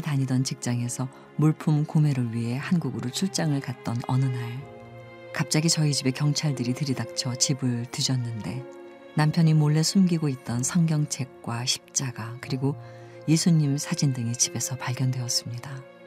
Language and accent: Korean; Iran; moved away as an adult; now in South Korea; 저는 이란에서 온